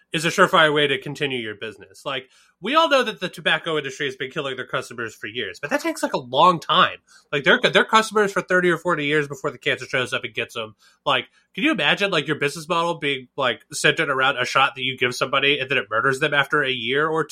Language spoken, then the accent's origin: English; the South, United States; I'm from the South and a carny